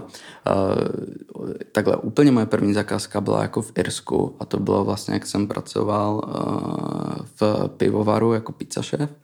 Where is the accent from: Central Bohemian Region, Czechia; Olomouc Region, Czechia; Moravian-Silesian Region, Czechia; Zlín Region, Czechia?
Moravian-Silesian Region, Czechia; Frýdek-Místek; also born or lived in Iceland; now in Prague, Czech Republic; pocházím z Frýdku místku